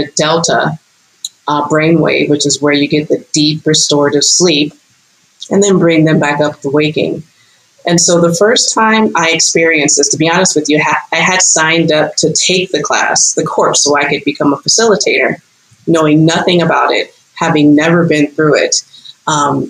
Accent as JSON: {"language": "English", "town": "Los Angeles", "region": "California", "country": "United States", "tie": "born or raised there", "moved": "yes", "lives_now": "Costa Rica", "said": "born and raised in Los Angeles, California, but I've lived in like seven states and now a country"}